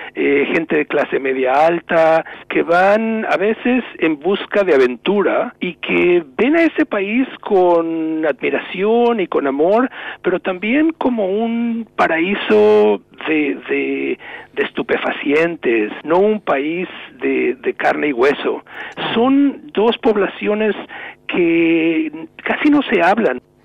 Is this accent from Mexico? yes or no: yes; Mexico; moved away as an adult; now in New England, United States